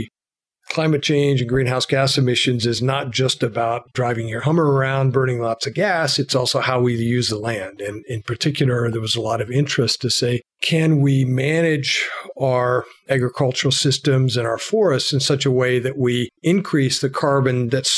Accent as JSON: {"language": "English", "region": "Colorado", "country": "United States", "tie": "born or raised there", "said": "I grew up in Colorado"}